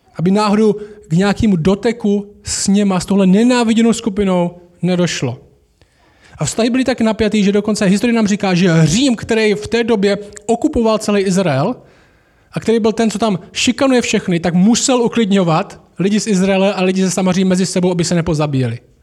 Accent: Šumperk, Olomouc Region, Czechia; já jsem vyrostl v Temenici

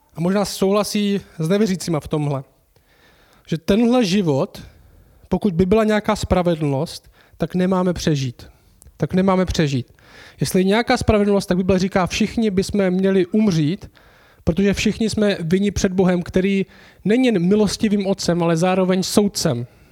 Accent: Czechia; My jsme v České republice, jsme Češi

